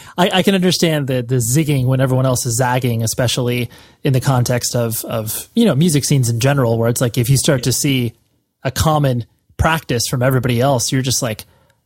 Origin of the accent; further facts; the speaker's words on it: Las Vegas, Nevada, United States; I was born and raised in Las Vegas, and I'm 34